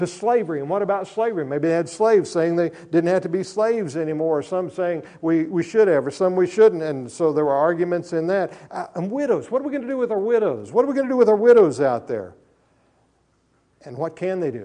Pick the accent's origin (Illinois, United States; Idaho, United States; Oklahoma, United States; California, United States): Oklahoma, United States; also born or lived in Minco, Oklahoma; I grew up in Oklahoma. It's been my home since 1957